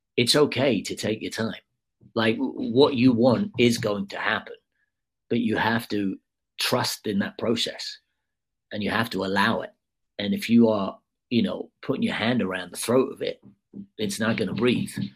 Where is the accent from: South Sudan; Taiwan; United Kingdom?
United Kingdom; I'm obviously a Brit